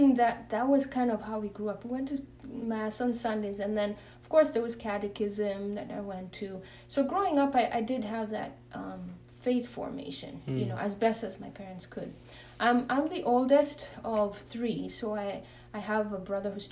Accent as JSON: {"language": "English", "country": "Kenya", "tie": "born or raised there", "said": "I'm originally born and raised in Kenya"}